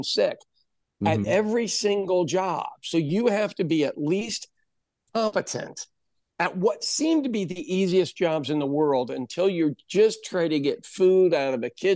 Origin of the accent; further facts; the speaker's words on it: Midwest, United States; also born or lived in West Coast; I'm from the Midwest, the center part of the country, and I'd lived out on the West Coast.